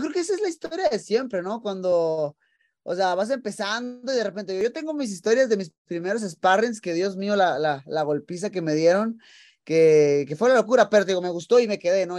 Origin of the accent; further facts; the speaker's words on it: Tijuana, Baja California, Mexico; moved away as an adult; now in Las Vegas, United States; nací en Tijuana, que es frontera con, con San Diego